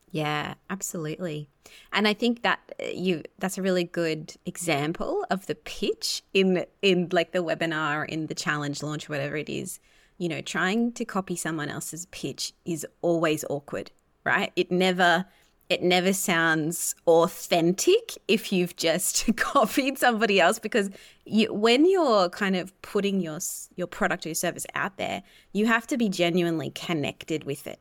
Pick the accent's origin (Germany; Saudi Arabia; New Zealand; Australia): Australia; being Australian